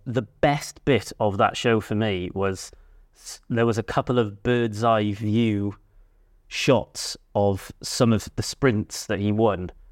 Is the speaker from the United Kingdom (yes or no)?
yes; Cardiff, Wales, United Kingdom; I grew up in Cardiff